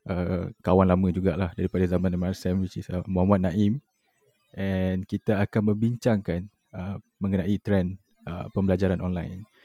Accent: Kajang, Selangor, Malaysia; Aku daripada Selangor, Bangi

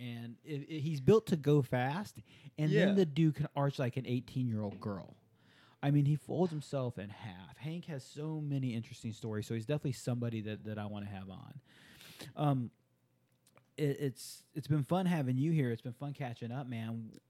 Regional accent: Japan; Growing up in Japan, attending an American Department of Defense school in Japan, it was required reading the book Shogun

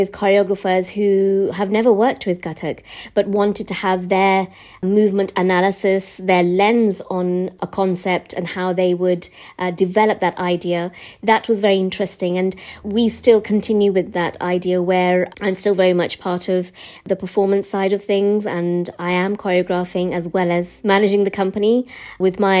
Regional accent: West Midlands, United Kingdom; My experiences as a British-born Asian child from the West Midlands

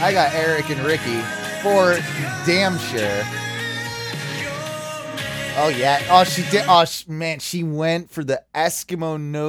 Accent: England, United Kingdom; No, we're English.

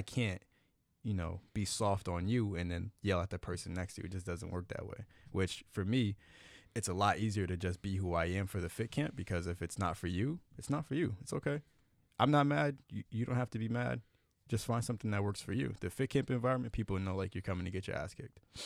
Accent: Miami, Florida, United States; I grew up in Miami

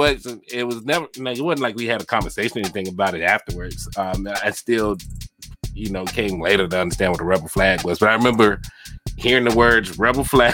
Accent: Mobile, Alabama, United States; When we grew up in Mobile, the area where we lived in Hillsdale Heights

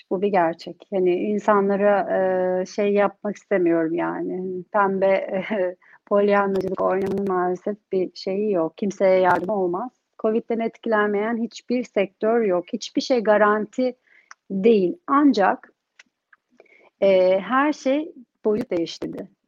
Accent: Turkey; now in London, United Kingdom; Ama ben Türkiye'de yetiştim. Hani oranın kültürü, oranın eğitimini aldım. Türkiye'ye dönmeyi istiyorum. Ama şimdi çocuklar burada doğdu.

